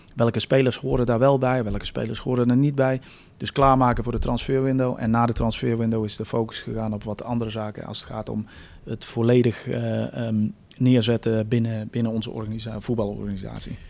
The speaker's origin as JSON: {"language": "Dutch", "country": "United States", "moved": "yes", "lives_now": "Netherlands", "said": "Ik ben Amerikaans"}